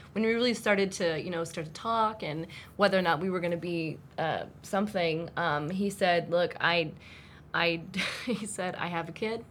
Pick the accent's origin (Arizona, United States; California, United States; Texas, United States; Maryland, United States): Arizona, United States; moved away as an adult; also born or lived in Phoenix, Arizona; now in Northern Virginia, United States; I actually was born and raised in Arizona